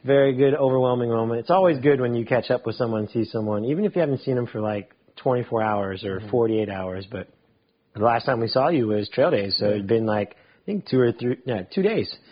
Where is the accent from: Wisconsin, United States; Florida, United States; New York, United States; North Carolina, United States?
Florida, United States; Mount Dora; also born or lived in Winter Park, Florida; I was one years old when my parents moved to Mount Dora. So I'm from Mount Dora. Mount Dora is home.